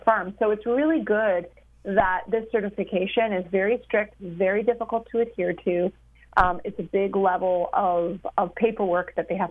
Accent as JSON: {"language": "English", "country": "Canada", "said": "I'm a Canadian"}